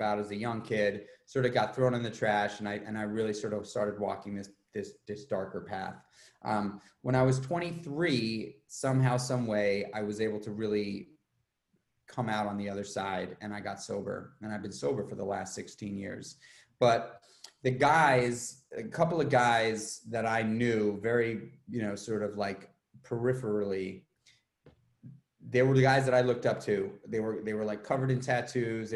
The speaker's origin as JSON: {"language": "English", "town": "New York City", "region": "New York", "country": "United States", "tie": "born or raised there", "moved": "as an adult", "lives_now": "Ghent, United States", "said": "I grew up in New York City"}